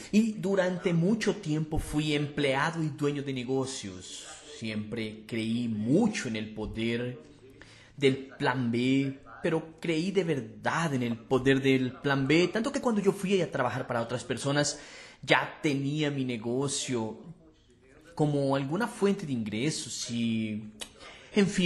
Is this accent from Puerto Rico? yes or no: no; Fortaleza, Ceará, Brazil; Para quien no me conoce, soy de Fortaleza, hará ya emprendo desde 2006.